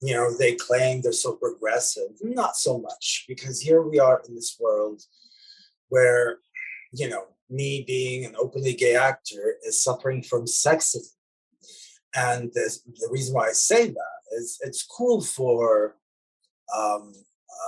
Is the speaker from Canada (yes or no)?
no; Lebanon; moved away; me growing up in Lebanon in the 80s